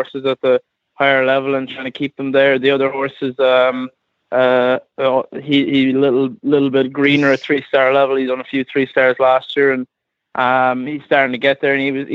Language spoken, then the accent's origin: English; Galway, Connacht, Ireland; also born or lived in Calverstown, Kildare; now in Kildare, Ireland; I'm from Galway, which would be west of Ireland, but I'm based in Kildare, in Calverstown, Kildare